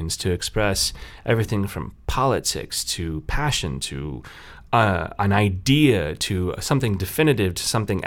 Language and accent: English; Kansas City, United States; moved away as an adult; also born or lived in Colorado / South Dakota; now in Kearney, United States; I'm originally from Kansas City, so I was born and raised in the Midwest